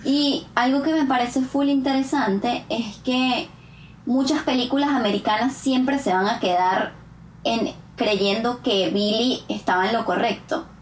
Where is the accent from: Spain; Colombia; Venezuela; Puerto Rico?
Venezuela; moved away as an adult; now in Canada; todas las veces que he ido a Venezuela en los cuatro cortos años que llevo en Canadá